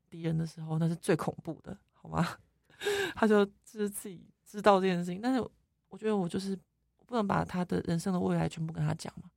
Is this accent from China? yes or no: no; Taiwan; now in France; 我们台湾人